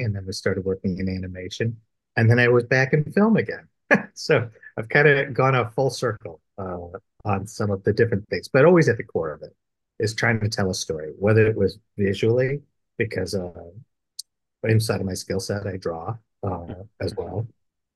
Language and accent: English; Chicago, Illinois, United States; I grew up in the Midwest, Chicagoland area